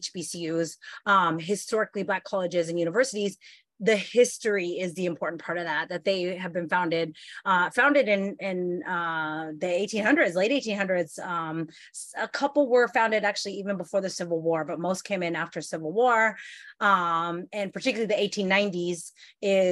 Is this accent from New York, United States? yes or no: no; Simi Valley, California, United States; moved away as an adult; also born or lived in Maryland; now in Pittsburgh, United States; I actually was born and raised in Ventura, California, Ventura County, California, actually Simi Valley, California.